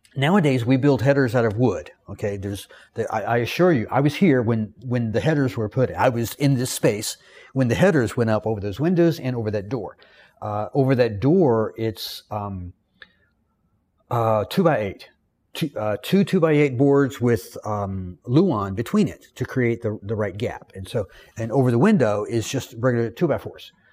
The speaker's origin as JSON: {"language": "English", "region": "the South", "country": "United States", "accent": "Southern", "said": "I'm from the South. I am educated. I'm well-read. I know how to speak correctly. But in my Southern vernacular"}